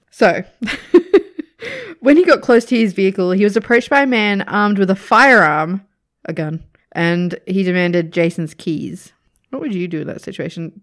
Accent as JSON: {"language": "English", "country": "Australia", "said": "as an Australian"}